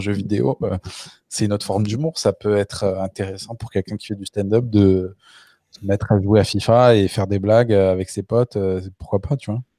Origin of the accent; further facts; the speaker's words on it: Le Puy-en-Velay, Auvergne-Rhône-Alpes, France; la ville où j'ai grandi, au Puy-en-Velay, c'est 20 000 habitants